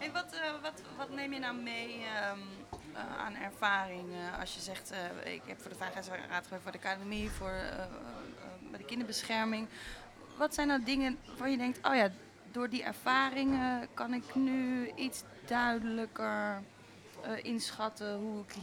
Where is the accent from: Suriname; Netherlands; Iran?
Netherlands; Nijmegen, Gelderland; born there; Eh, ik ben in Nijmegen geboren.